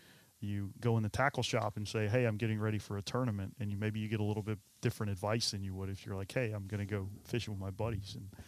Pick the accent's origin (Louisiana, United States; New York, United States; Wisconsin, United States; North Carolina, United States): North Carolina, United States; Oregon Inlet; I came here from Oregon Inlet. You know, that's where I learned how to fish.